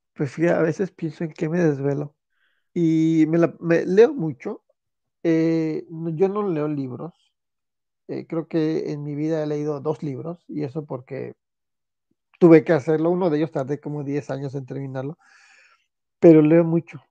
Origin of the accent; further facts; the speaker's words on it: Celaya, Guanajuato, Mexico; moved away as an adult; de Celaya, Guanajuato, que en esos tiempos era una ciudad sana, libre y tranquila